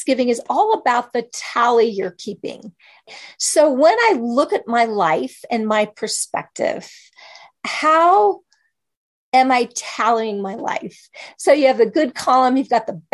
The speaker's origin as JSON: {"language": "English", "region": "Kansas", "country": "United States", "tie": "born or raised there", "said": "I grew up in Kansas"}